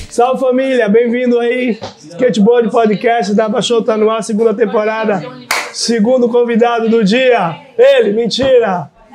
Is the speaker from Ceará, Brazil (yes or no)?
no; Salvador, Bahia, Brazil; diretamente de lá, mas aqui em Salvador, Bahia